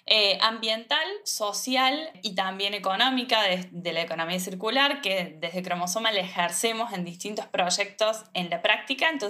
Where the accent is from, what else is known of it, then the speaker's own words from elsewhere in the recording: Córdoba, Argentina; soy también diseñadora de indumentaria, soy de Córdoba Capital.